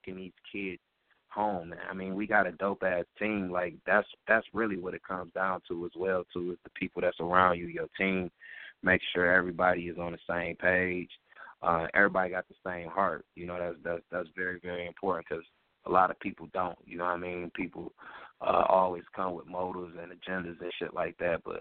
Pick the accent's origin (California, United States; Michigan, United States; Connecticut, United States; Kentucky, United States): Michigan, United States; Detroit; I grew up in Detroit public schools